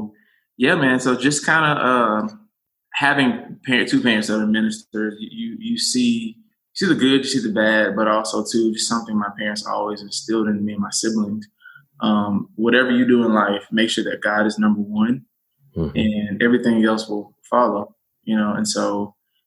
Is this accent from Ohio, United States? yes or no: no; Americus, Georgia, United States; I was born in Americus, Georgia. It is south